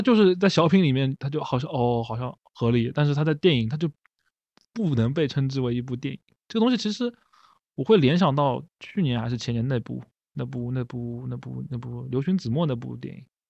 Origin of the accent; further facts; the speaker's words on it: Shanghai, China; 作为上海人